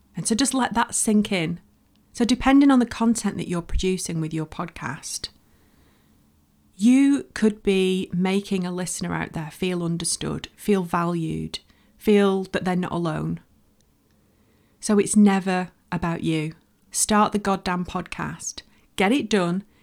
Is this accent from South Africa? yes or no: no; Bolton, North West England, United Kingdom; moved away as an adult; I'm from Bolton, um, in the northwest of the U K. Don't live there now, but I lived there for over twenty years